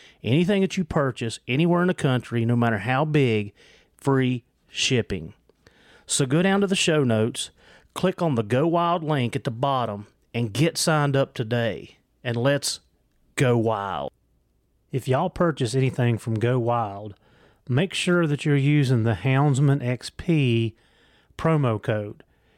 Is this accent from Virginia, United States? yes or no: yes; Virginia, United States; accent: Southwest Virginia; Yeah, it's my accent, I'm telling you. It's the Southwest Virginia. Okay. It's what it is. I'm saying, Howard. But it's that Appalachian slang is what it is.